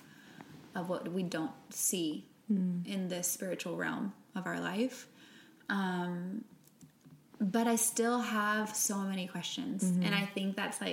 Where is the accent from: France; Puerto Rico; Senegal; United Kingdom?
Puerto Rico; first language Spanish; English is a second language; moved away; I'm from Puerto Rico